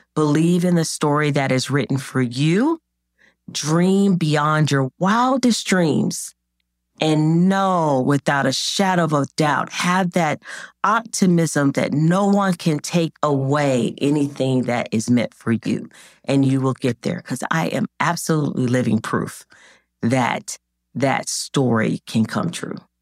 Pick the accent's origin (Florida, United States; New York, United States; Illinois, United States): Florida, United States; Jacksonville; when I was growing up in Jacksonville, Florida